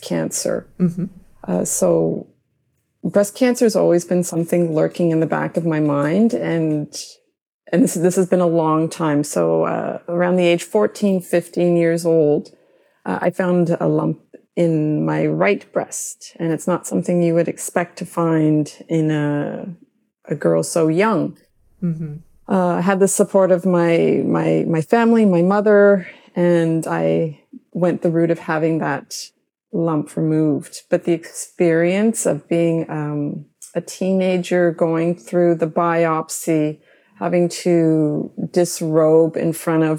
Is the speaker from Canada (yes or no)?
yes; Mississauga, Ontario, Canada; growing up in Mississauga.